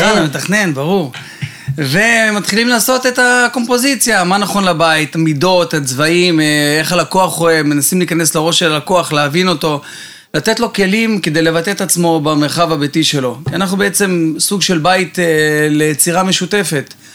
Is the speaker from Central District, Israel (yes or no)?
no; Bat Yam, Tel Aviv District, Israel; רוב ילדותי עברתי בבת ים, חוף הים, גלישת גלים